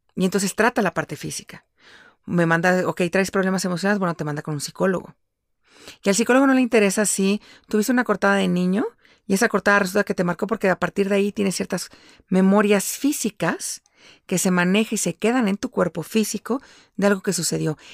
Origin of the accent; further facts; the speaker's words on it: Mexico City, Mexico; moved away as an adult; yo nací y crecí en la Ciudad de México, pero ahora vivo fuera de la Ciudad de México